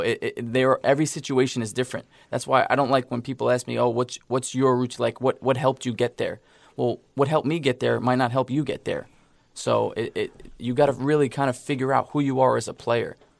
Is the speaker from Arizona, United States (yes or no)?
no; New York, United States; I'm from New York